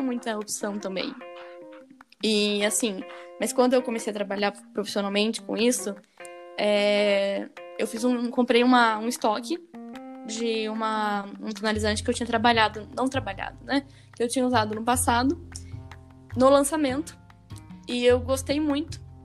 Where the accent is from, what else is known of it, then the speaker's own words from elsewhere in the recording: Brazil; accent: caipira; tô falando que nem caipira, honrando minha terra